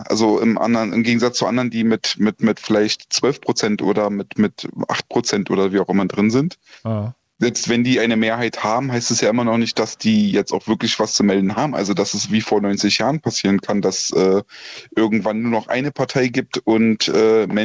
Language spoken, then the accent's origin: German; Germany; Und damit mische ich mich selbst drunter, weil ich bin auch ein Deutscher